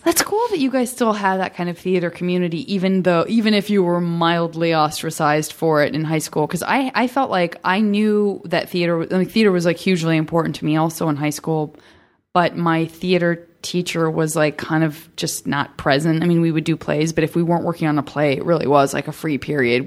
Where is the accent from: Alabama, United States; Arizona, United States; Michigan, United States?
Arizona, United States; Tucson; I'm from Tucson, Arizona, and it's, again, it's not like a hugely metropolitan city